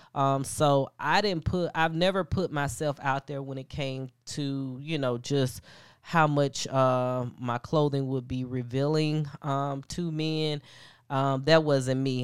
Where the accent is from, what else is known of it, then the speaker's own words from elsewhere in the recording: Atlanta, Georgia, United States; also born or lived in Alabama; I am from Atlanta, um, however, I did attend college in Alabama.